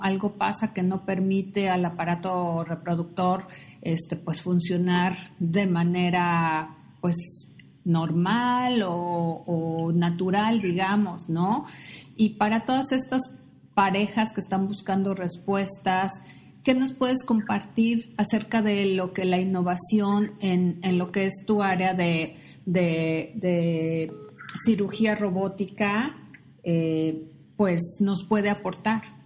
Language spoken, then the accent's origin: Spanish; Mexico; nosotros como mexicanos, como latinos